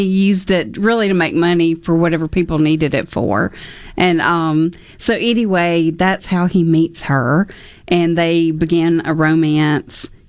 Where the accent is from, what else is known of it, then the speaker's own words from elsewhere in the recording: the South, United States; accent: southern; My southern accent